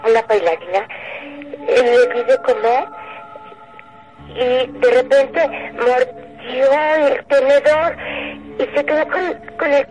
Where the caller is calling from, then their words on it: Coyoacán, Mexico City, Mexico; aquí, cerca de, de un museo en Coyoacán, pero no les quiero decir dónde estoy